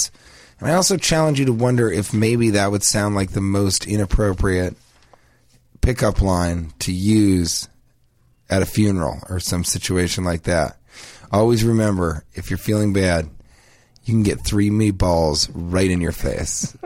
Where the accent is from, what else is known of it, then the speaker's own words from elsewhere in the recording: Denver, Colorado, United States; I'm from Denver